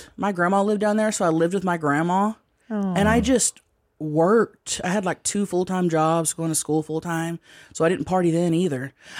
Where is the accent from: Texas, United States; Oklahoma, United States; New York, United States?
Oklahoma, United States; Thackerville; moved away; I grew up around Tammys. Like, I grew up in Thackerville, Oklahoma.